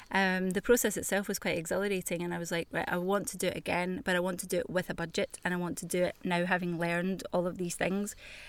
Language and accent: English; Glasgow, Scotland, United Kingdom; I mean, because I am Glaswegian.